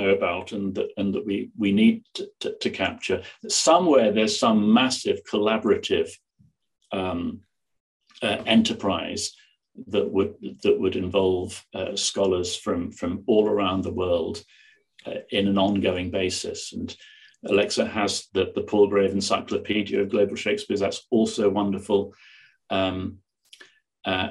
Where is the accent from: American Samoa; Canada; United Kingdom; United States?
United Kingdom; England; moved away as an adult; now in Belfast, United Kingdom; I'm not from Northern Ireland by upbringing. Yeah. I'm English